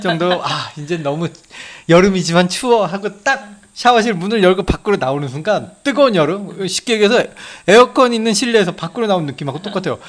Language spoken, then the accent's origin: Korean; South Korea; now in Japan; 일본에 와서 저는 한국 사람이지만 일본에 와서 이제 앞으로 일본에 정착하길 정착할 예정이기 때문에